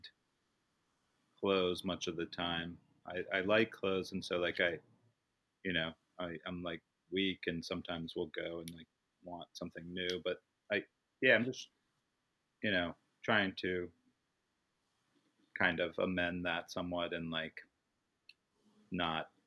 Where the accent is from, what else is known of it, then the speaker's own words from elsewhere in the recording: Baltimore, Maryland, United States; moved away; I grew up in Baltimore